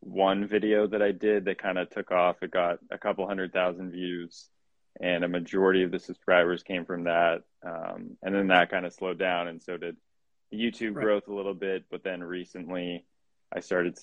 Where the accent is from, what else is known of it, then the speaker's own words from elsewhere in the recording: Canada; moved away as an adult; also born or lived in Boston; now in United States; I am from Canada. I ended up in the States. I played college soccer out here